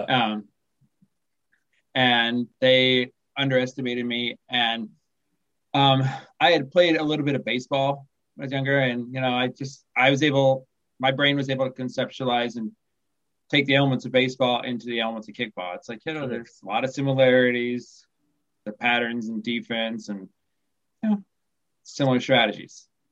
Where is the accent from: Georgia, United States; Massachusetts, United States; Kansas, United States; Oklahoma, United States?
Kansas, United States; now in Fallbrook, United States; I live in Southern California now, but I grew up in the Midwest, Midwestern United States. I grew up right in the middle. I grew up in Kansas